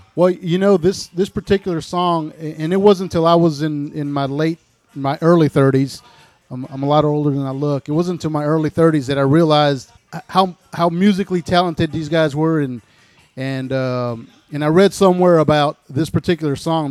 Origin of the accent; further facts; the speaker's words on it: El Paso, Texas, United States; also born or lived in Panama City, Florida; now in South Walton, United States; originally I was born in El Paso, Texas. I moved to Panama City in 1984.